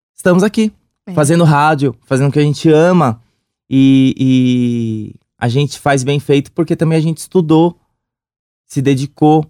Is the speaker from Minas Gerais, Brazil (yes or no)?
no; São Paulo, Brazil; sou do Sapopemba.